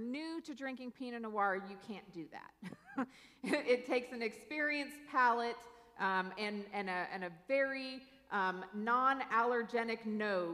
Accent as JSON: {"language": "English", "town": "Newberg", "region": "Oregon", "country": "United States", "tie": "born or raised there", "also_born_or_lived": "South Louisiana", "moved": "as an adult", "lives_now": "Louisiana, United States", "said": "I grew up there, and I grew up in a valley in a city called Newburgh, Oregon"}